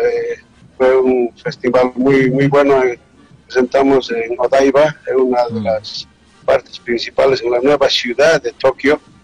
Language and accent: Spanish; Bolivia; somos ñeques